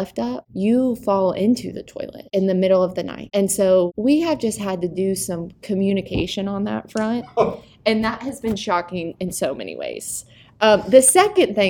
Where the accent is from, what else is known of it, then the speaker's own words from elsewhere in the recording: Buford, Georgia, United States; moved away as an adult; now in Watkinsville, United States; I'm from Buford, Georgia. Daniel Neesmith, our youth pastor, would call that Atlanta. It's not. It's a suburb of Atlanta. And I grew up there